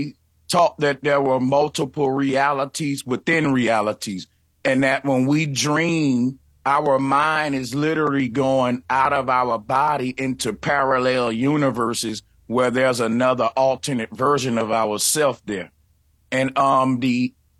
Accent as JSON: {"language": "English", "region": "the Bible Belt", "country": "United States", "said": "I'm from the Bible Belt"}